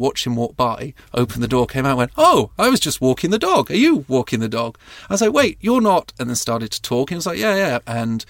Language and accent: English; South East England, United Kingdom; born or raised there